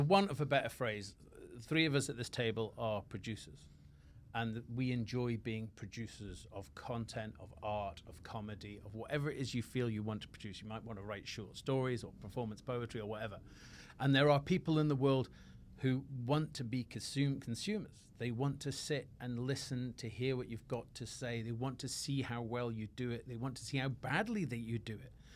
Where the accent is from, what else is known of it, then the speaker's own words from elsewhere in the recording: Scotland, United Kingdom; moved away; also born or lived in England; I was a Scotsman